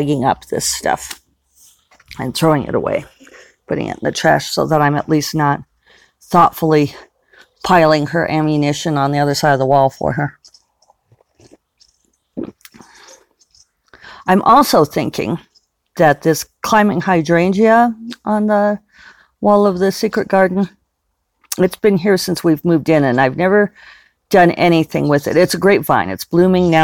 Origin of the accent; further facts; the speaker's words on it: Denver, Colorado, United States; now in Santa Fe, United States; the house I grew up in Denver